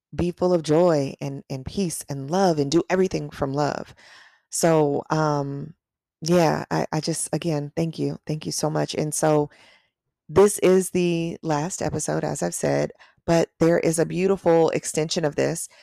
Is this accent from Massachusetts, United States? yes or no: no; Long Beach, California, United States; I grew up in Long Beach